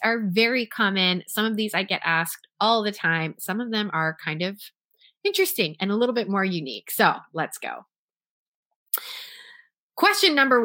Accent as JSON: {"language": "English", "town": "Toronto", "region": "Ontario", "country": "Canada", "tie": "born or raised there", "said": "I went to a performing arts high school in Toronto, Canada, where I was born and raised"}